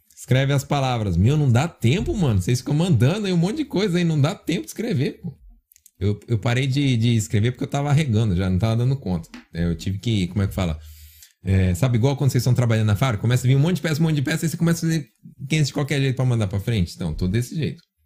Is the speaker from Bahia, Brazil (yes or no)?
no; São Paulo, Brazil; moved away; Na minha terra fala cabular, né? Eu sou de São Paulo, fala cabular